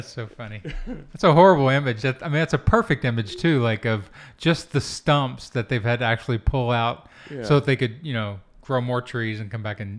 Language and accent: English; Kentucky, United States; I'm from Kentucky. I did not ignore it. I grew up in it.